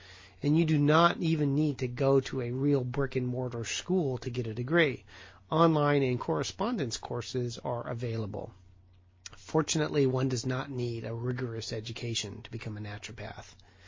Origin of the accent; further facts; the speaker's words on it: Portland, Oregon, United States; And I am ever so proud that Portland, Oregon, my hometown, is the home of one of these colleges.